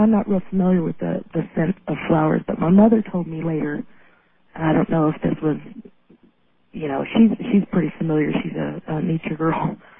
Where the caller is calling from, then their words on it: Reno, Nevada, United States; also born or lived in California; Hi there. … I'm calling from Reno.